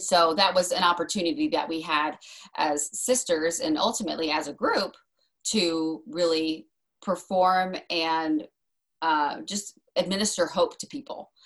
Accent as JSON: {"language": "English", "area": "Kent Island", "region": "Maryland", "country": "United States", "tie": "born or raised there", "also_born_or_lived": "Arizona", "said": "we're from Maryland because we moved there in 2000. So that would have been when I was 10"}